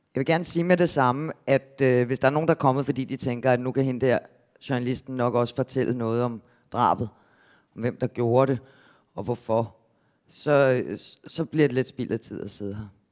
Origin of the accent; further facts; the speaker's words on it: Gentofte, Capital Region of Denmark, Denmark; der, hvor jeg kommer fra, nord for København